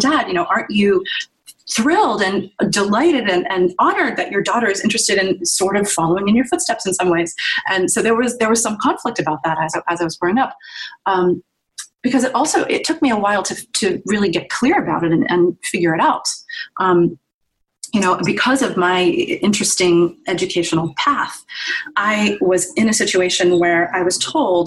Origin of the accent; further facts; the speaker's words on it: Virginia, United States; moved away as an adult; also born or lived in New York; I grew up in Virginia and went through the school system there.